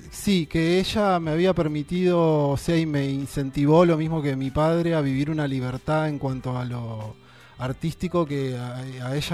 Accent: La Plata, Buenos Aires Province, Argentina; born or raised there; moved away as an adult; also born or lived in Bahía Blanca; now in Tandil, Argentina

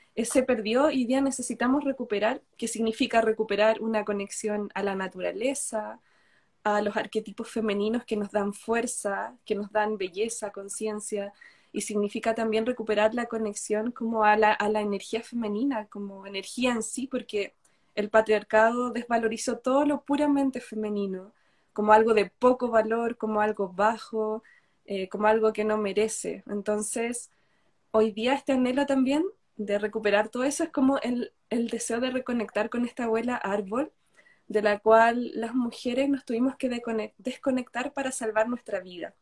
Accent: Chile; estoy en Chile, vivo en Chile, nací en Chile.

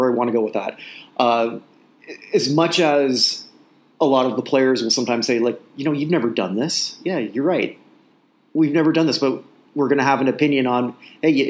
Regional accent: Canada; growing up as a Canadian in the 70s

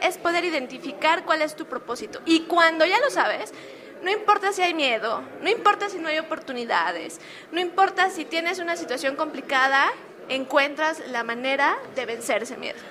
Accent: State of Mexico, Mexico; moved away as an adult; soy del Estado de México, pero vivía en otro estado de la República

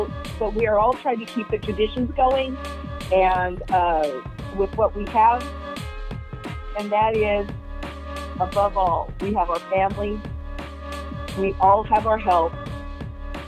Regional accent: Ellensburg, Washington, United States; growing up in Ellensburg

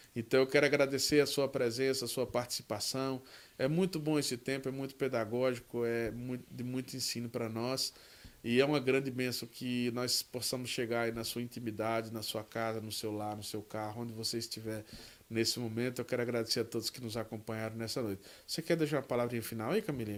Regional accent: Northeast Region, Brazil; eu sou do Nordeste

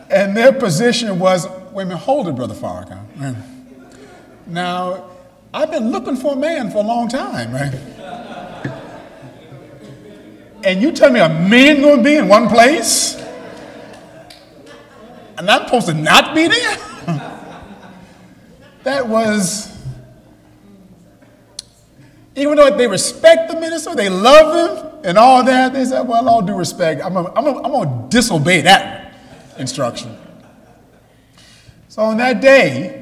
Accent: New York, United States; I'm from New York State

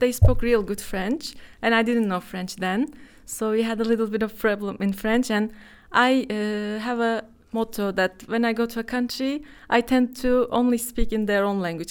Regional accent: Istanbul, Turkey; I'm from Istanbul. I was born here, but my father is from Bursa. Uh, but I've never lived there

